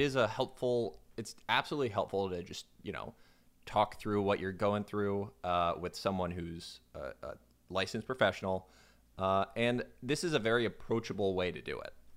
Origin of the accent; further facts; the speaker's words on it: Florida, United States; I'm from Florida